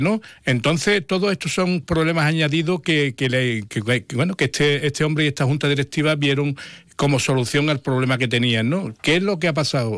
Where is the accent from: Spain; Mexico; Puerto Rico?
Spain; Jerez de la Frontera, Andalusia; soy un niño de la Asunción. O sea, yo he nacido, eh, no, no, nacido, sino he vivido durante muchos años